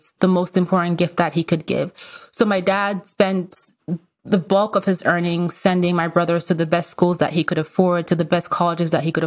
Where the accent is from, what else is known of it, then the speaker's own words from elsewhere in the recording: Nigeria; moved away as an adult; also born or lived in Austria / Vienna, Austria; now in United States; I was actually born in Austria. I was born in Europe. I went to part of grade school there. And then I went to part of grade school in Nigeria. And then I went to high school in Nigeria